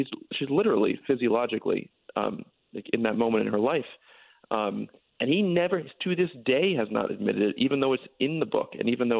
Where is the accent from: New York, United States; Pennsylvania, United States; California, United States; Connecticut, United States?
Connecticut, United States; Stamford; I grew up in Stamford, yes.